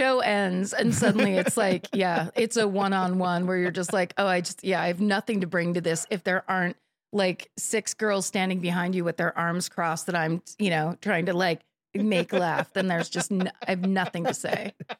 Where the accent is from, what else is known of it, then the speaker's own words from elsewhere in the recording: South Africa; I grew up in South Africa.